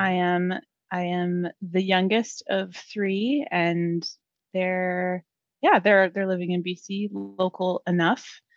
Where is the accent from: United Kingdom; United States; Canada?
Canada; Lower Mainland, British Columbia; also born or lived in Langley / Abbotsford; I have been born and raised in the lower mainland and have never left.